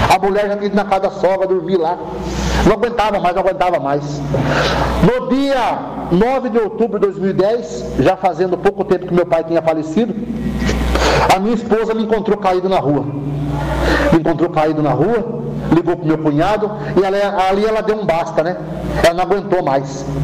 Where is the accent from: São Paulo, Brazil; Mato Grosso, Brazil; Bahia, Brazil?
São Paulo, Brazil; Tietê; Sou nascido e criado em Tietê, passava em hotel, passava em pensão, ninguém me aceitava porque me conhecia.